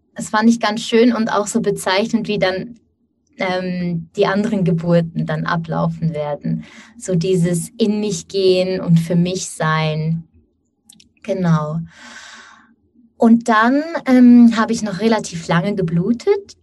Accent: Switzerland; now in Basel, Switzerland; ich bin aus der Schweiz. Wir wohnen in Basel.

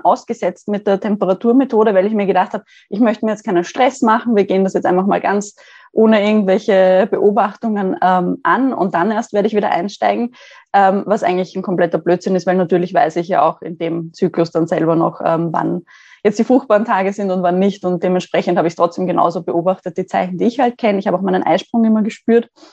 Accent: Austria; Ich komme aus Österreich, ähm, in der Nähe, also circa 20 Minuten von Wien und lebe hier in einer Wohnung

